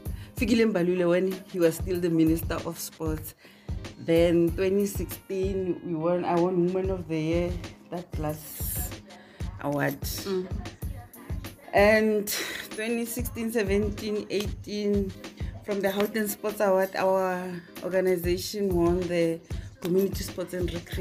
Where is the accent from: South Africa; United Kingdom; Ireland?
South Africa; Ga-Rankuwa, North West; also born or lived in Johannesburg, South Africa; I'm originally from Harankuwa, Zone 1.